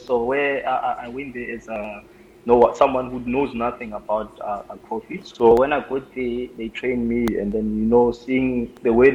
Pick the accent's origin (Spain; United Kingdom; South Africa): South Africa; Pretoria, Gauteng; moved away as an adult; also born or lived in Limpopo; now in Cape Town, South Africa; where I grew up, Pretoria